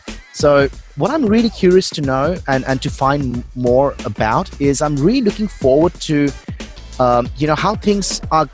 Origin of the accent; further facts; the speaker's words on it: Melbourne, Victoria, Australia; now in Singapore; Like, I'm originally from Melbourne. I've been in Australia for over 11 years. So I've been in Singapore now for about six.